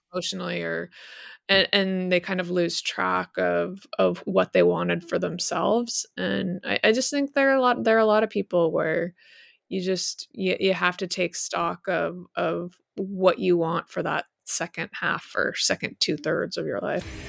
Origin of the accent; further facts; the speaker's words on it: Utah, United States; I grew up in Utah